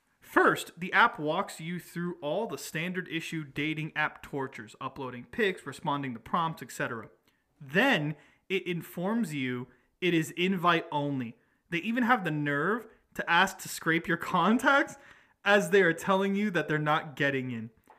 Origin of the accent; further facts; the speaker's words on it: Atlanta, Georgia, United States; we're from Atlanta